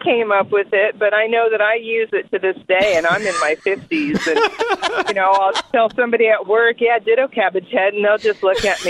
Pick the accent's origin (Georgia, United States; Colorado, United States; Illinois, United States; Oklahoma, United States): Oklahoma, United States; I grew up in Oklahoma, and my mother is from South Dakota, farm girl.